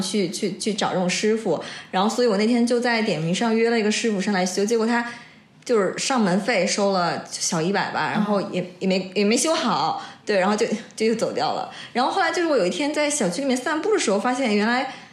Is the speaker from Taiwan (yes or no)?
no; Wuxi, Jiangsu, China; now in Shanghai, China; 我们家附近有一个， 一个市， 一个市场是整个无锡市最大的一个批发的一个市场